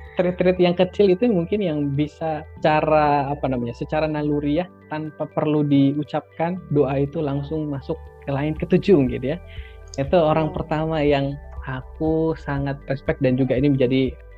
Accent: Sumenep, East Java, Indonesia; aku dari Sumeneb, kota uh-huh. kecil di Madura

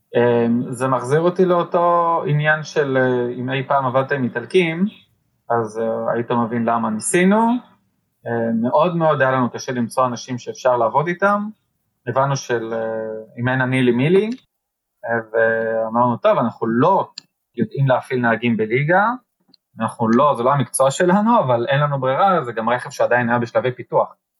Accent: Israel; לנו בתור ישראלים

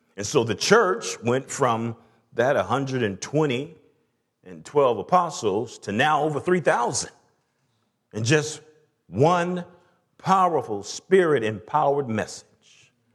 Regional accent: Atlanta, Georgia, United States; I'm from the South, from Atlanta

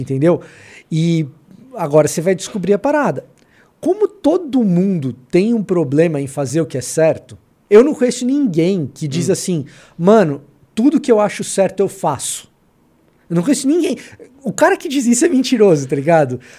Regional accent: Salvador, Bahia, Brazil; now in São Paulo, Brazil; a minha infância foi em Salvador, não foi aqui em São Paulo

